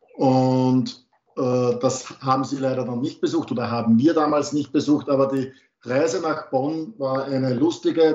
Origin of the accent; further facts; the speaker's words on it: Austria; bei uns in Österreich